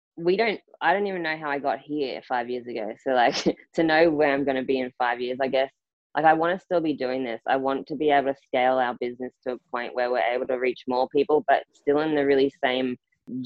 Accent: Rockhampton, Queensland, Australia; moved away as an adult; also born or lived in Townsville; I left my hometown in Rockhampton. So, you know, I went to Townsville

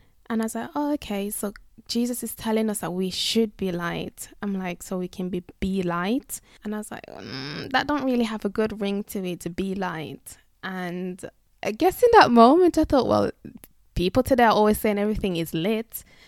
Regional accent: England, United Kingdom; But as I've mentioned, I'm from England and you can't find kneesberries in Tesco's and Asda.

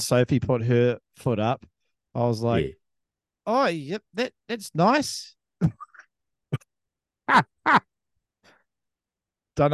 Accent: New Zealand; I'm a New Zealander as well.

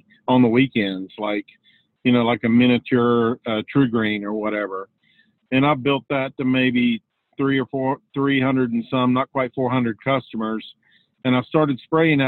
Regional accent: Charlotte, North Carolina, United States; also born or lived in Virginia Tech, Virginia; I grew up outside of Charlotte, North Carolina. That's where I live still, on a family farm.

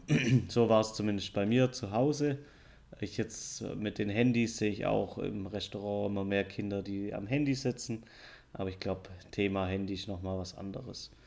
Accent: Southern Germany, Germany; accent: southern German; ich habe einen kleinen Akzent aus dem Süden von Deutschland.

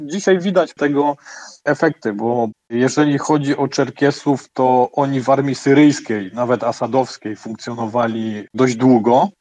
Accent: Poznań, Greater Poland, Poland; ja jestem z Poznania.

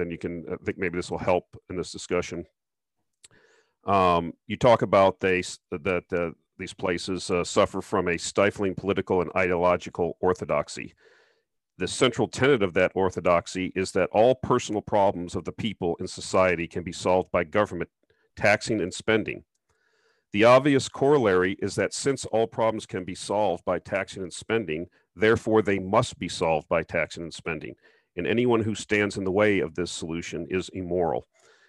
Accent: Southern Florida, United States; I grew up in Southern Florida

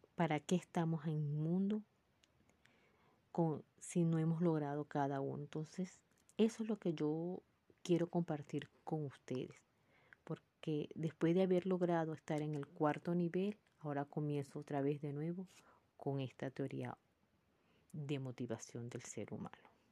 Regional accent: Venezuela; moved away as an adult; Ya había alcanzado el cuarto nivel en mi país, en Venezuela, y ahora estoy en otro país como emigrante

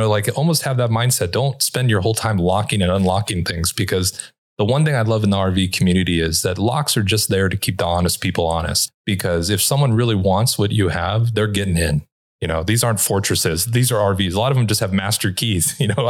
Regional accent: Los Angeles, California, United States; And look, I'm from Los Angeles. I locked everything for the first year.

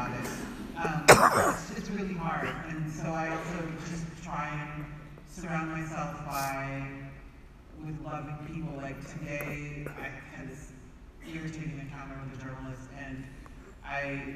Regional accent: United States; I was raised in the United States

